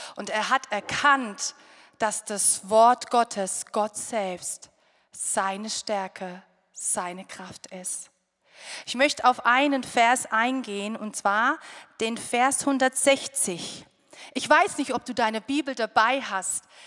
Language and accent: German; Rhineland-Palatinate, Germany; Wir kommen aus der Pfalz